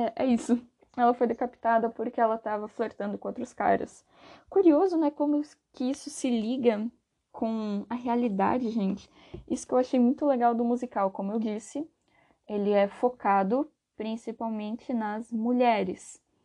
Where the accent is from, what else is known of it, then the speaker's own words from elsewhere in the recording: Brazil; aqui no Brasil